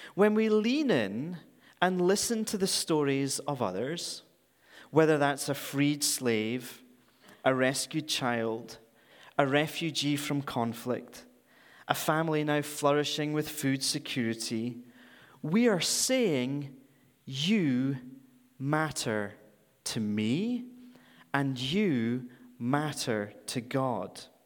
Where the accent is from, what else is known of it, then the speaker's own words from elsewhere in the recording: Scotland, United Kingdom; moved away as an adult; now in Vancouver, Canada; I'm from, if you haven't already detected, I'm from Scotland